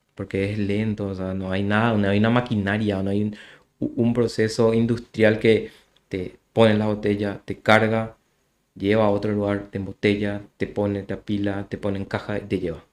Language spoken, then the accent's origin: Spanish; Luque, Central, Paraguay; soy de Luque